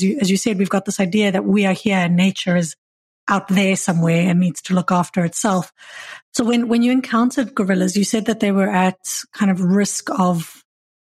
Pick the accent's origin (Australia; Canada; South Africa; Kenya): South Africa; I'm from South Africa, and we know baboons down in the Cape.